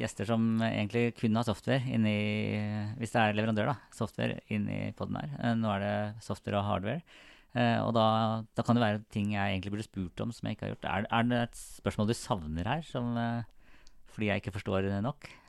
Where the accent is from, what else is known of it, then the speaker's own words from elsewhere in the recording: Sarpsborg, Østfold, Norway; Jeg er jo fra Sarpsborg